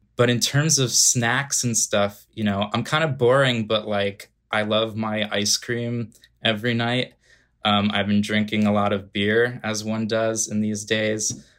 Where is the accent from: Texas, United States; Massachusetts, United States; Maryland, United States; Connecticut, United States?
Connecticut, United States; outside of New Haven; moved away as an adult; also born or lived in Long Island, New York; now in New York City, United States; I grew up just outside of New Haven, Connecticut